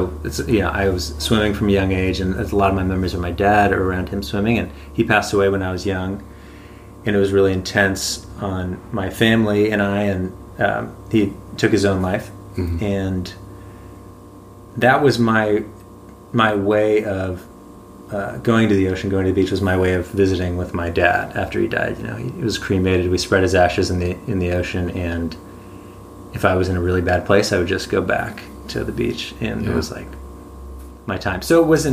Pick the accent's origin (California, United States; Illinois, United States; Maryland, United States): California, United States; San Diego; I grew up in La Jolla, San Diego